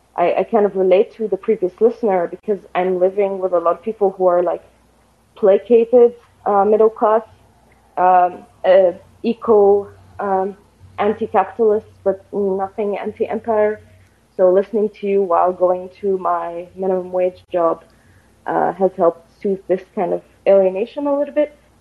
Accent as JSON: {"language": "English", "country": "Egypt", "moved": "as an adult", "lives_now": "Vienna, Austria", "said": "I am calling actually from Vienna, uh, but I'm originally actually from Egypt. I am just here to do my master's"}